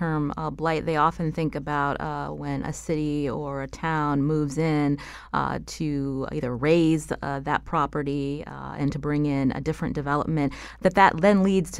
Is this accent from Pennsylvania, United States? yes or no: yes; Pittsburgh, Pennsylvania, United States; I'm actually from the Pittsburgh area